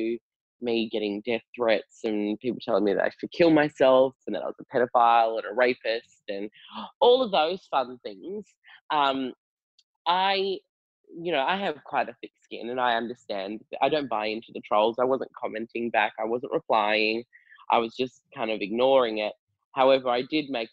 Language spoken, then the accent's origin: English; York, Western Australia, Australia; also born or lived in Perth; I grew up in Perth. In well, most of my childhood was in a country town called York.